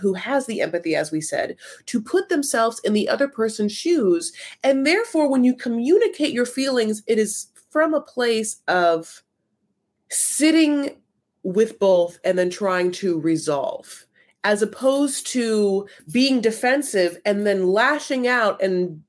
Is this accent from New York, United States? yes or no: no; Newport Beach, California, United States; I grew up in Newport Beach